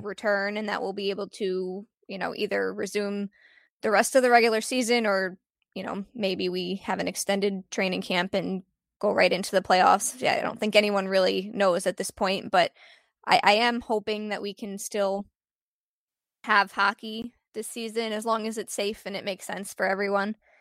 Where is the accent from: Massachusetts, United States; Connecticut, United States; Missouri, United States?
Connecticut, United States; I was born in Connecticut